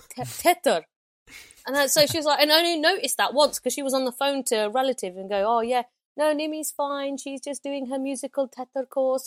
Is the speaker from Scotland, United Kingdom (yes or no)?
no; Loughborough, East Midlands, United Kingdom; I'm from Loughborough